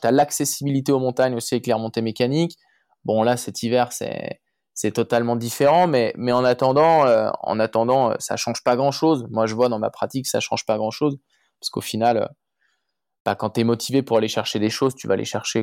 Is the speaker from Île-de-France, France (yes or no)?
no; Chamonix, Auvergne-Rhône-Alpes, France; je, suis né et j'ai grandi à Chamonix, Mont-Blanc